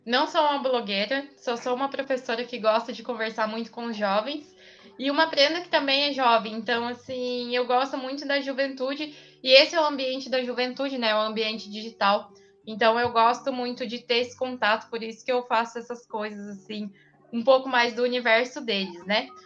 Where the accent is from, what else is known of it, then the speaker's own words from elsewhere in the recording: interior of São Paulo state, Brazil; eu sou do interior